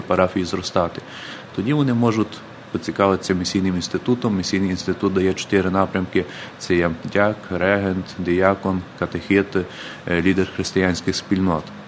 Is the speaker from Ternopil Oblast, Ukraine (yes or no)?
yes; Krasnosiltsi, Ternopil Oblast, Ukraine; Е, це Тернопільська область, ага. Збаразький район, село Красносільці